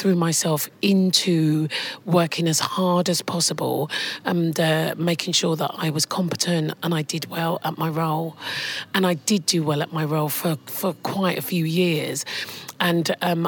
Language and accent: English; London, United Kingdom; also born or lived in Enfield; I was born in Islington in London. I'm one of four siblings. My parents were from Guyana